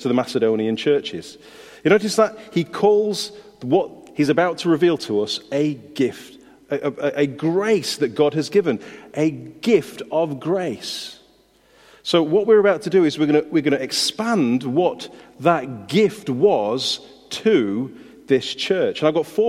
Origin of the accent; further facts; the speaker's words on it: United Kingdom; we're British.